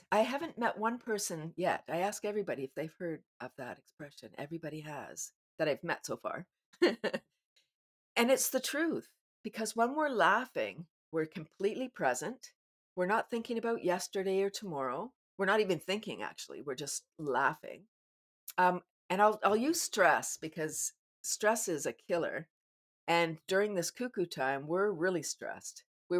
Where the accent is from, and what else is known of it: Canada